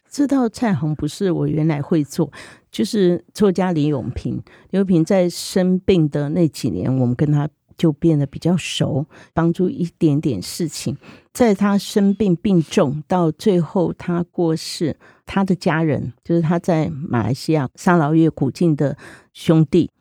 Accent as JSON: {"language": "Chinese", "town": "Zhunan", "region": "Miaoli County", "country": "Taiwan", "tie": "born or raised there", "said": "我现在是苗栗竹篮人嘛，本身，那我是外省眷村长大的"}